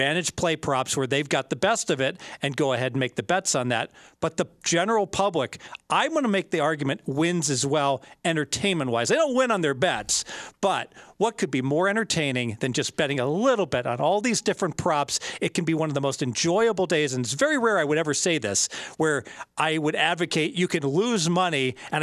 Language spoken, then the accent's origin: English; Midwest, United States; now in Las Vegas, United States; I grew up in the Midwest